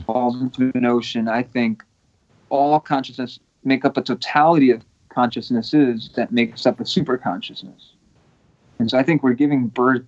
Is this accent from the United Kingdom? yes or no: no; Portugal; now in United States; I was born in Portugal, you know, mm-hmm. um, but I'm a permanent U.S. resident